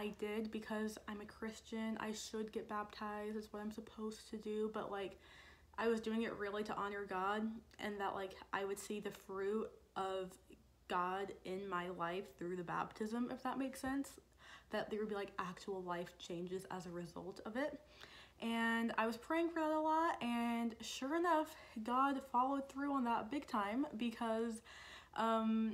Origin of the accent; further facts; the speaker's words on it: Dunwoody, Georgia, United States; I'm from Dunwoody